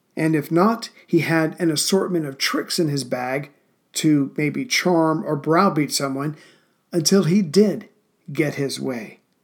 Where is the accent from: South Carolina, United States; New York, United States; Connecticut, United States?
South Carolina, United States; now in Central Virginia, United States; I'm from South Carolina, too